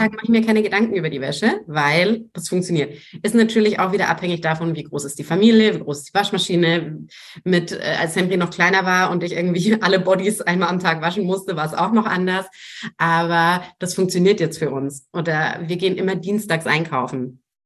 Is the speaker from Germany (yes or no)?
yes; Franconia, Bavaria, Germany; Ich komme aus Franken, da gibt es durchaus Wurst